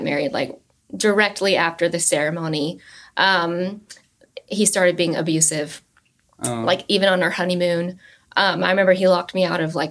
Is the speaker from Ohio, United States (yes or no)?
no; Georgia, United States; I grew up in Georgia